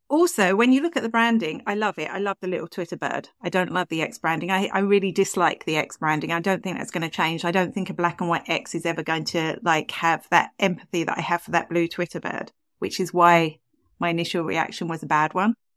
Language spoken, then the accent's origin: English; England, United Kingdom; accent: English; now in Ireland; I am English originally